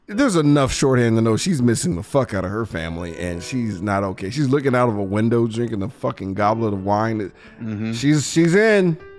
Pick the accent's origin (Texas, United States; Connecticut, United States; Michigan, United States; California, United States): Texas, United States; Being a Texan